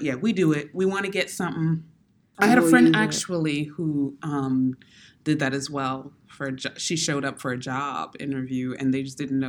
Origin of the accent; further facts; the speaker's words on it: Maryland, United States; We're from Maryland